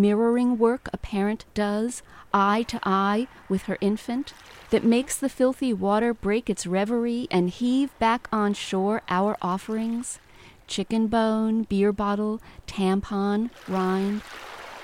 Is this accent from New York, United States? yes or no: yes; New York City, New York, United States; I lived in the Bronx. I was born here and raised here